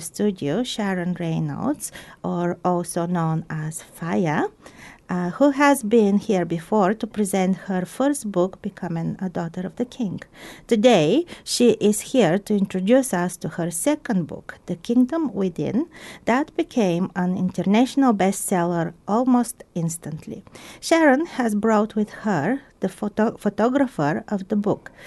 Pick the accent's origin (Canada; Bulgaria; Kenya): Bulgaria; now in Christchurch, New Zealand; my home country, Bulgaria